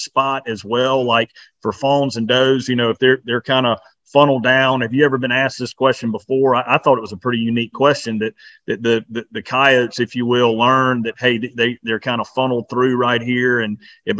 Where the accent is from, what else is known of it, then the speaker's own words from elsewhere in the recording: South Carolina, United States; we're from South Carolina